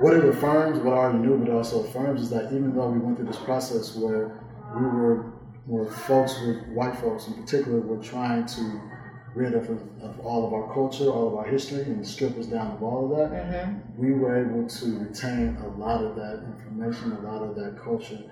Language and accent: English; Oakland, California, United States; I'm from Oakland, California